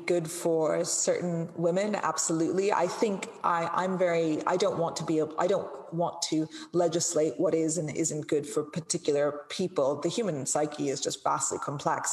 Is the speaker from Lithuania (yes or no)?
no; India; I come from a very culturally conservative background and a very culturally conservative um, community within India